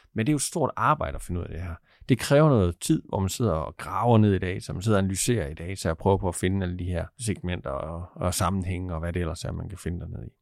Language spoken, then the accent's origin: Danish; Aarhus, Central Denmark Region, Denmark; Jeg kommer fra Aarhus.